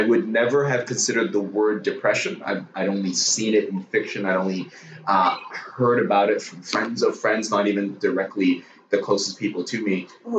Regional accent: Burnaby, British Columbia, Canada; also born or lived in Hong Kong; I'm from Hong Kong, came here when I was about 10. I grew up mostly in Burnaby.

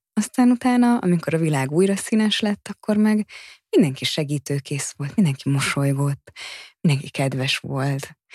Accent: Hungary; now in Budapest, Hungary; én vidéken nőttem fel

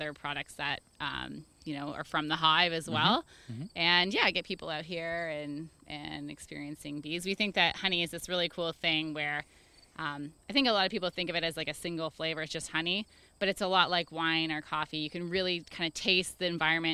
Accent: Toronto, Ontario, Canada; also born or lived in Hamilton; I grew up in Toronto, I was born and raised there

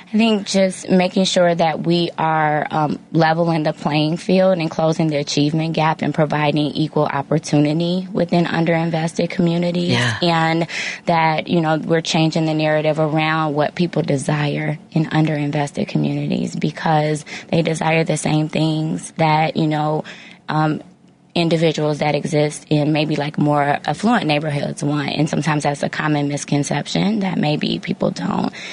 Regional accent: Hazel Crest, Illinois, United States; I grew up in Hazel Crest, Illinois.

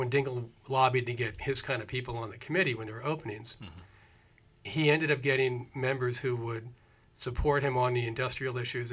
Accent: New York City, New York, United States; moved away as an adult; I'm a New Yorker. I grew up in the Lower East Side of Manhattan

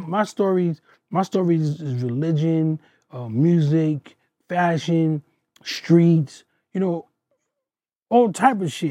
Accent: New York City, New York, United States; I come from Queens

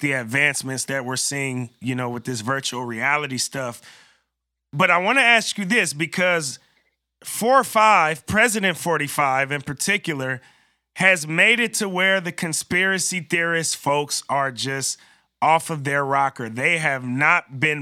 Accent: Bay Area, California, United States; I'm from the Bay Area. I'm so close to Silicon Valley.

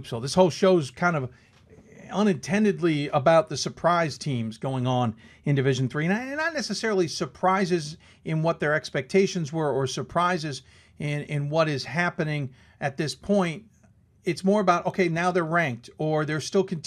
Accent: Mid-Atlantic, United States; I'm from the Mid-Atlantic region

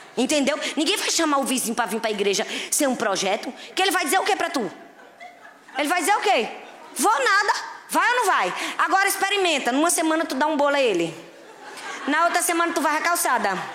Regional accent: Northeast Region, Brazil; eu sou nordestino, nordestino é animado

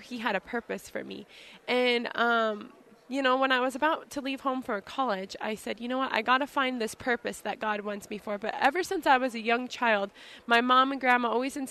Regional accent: Colville Reservation, Washington, United States; now in Spokane, United States; grew up on the Colville Reservation

